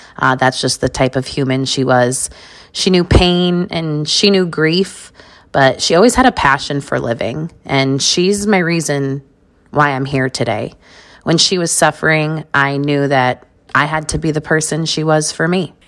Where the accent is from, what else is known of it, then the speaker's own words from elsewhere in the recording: New York, United States; also born or lived in Las Vegas, Nevada; I was born in New York